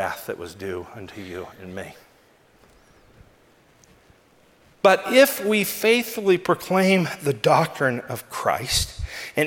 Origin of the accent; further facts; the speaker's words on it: Southern California, United States; as a Southern California boy